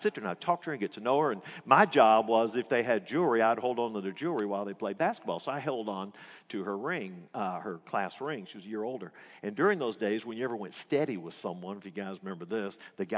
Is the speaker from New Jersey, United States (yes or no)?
no; Atlanta, Georgia, United States; growing up in Atlanta during that time, we were in an all-white neighborhood